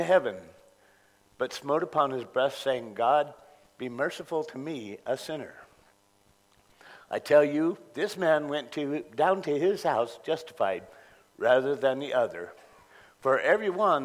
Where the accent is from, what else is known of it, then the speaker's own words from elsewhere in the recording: Contra Costa County, California, United States; moved away; I grew up in Contra Costa, California, Contra Costa County in California